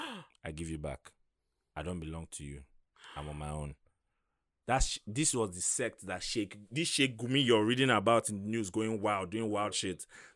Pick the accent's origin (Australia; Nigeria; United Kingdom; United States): Nigeria; Aba, Abia; I remember growing up in Aba